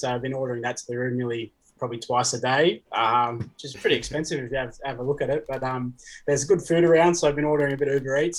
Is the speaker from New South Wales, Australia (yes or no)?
yes; Central Coast, New South Wales, Australia; born or raised there; also born or lived in Papua New Guinea / New Zealand